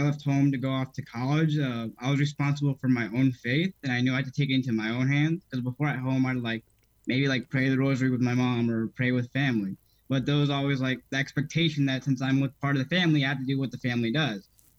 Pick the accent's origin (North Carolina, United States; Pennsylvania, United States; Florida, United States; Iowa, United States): Florida, United States; I'm from Florida, from like the northern Tampa Bay region, if anyone's familiar with Hernando, Pasco counties.